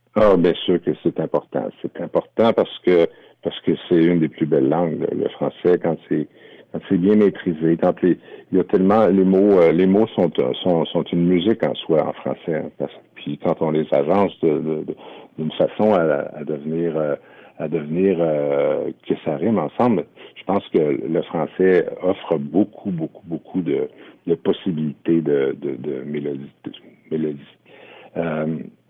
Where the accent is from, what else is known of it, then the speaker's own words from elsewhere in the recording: Isle-aux-Coudres, Charlevoix, Quebec, Canada; now in Quebec City, Canada; je suis natif de l'île aux dans Charlevoix, mais euh, j'habite à Québec.